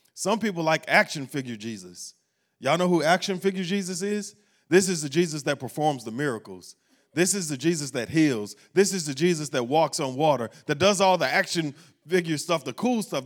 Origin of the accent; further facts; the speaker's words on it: Baton Rouge, Louisiana, United States; moved away; we were in Baton Rouge, uh, my hometown.